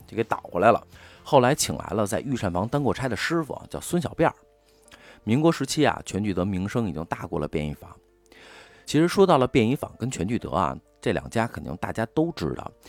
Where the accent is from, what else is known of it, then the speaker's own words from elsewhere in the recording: Beijing, China; 作为北京人的我呢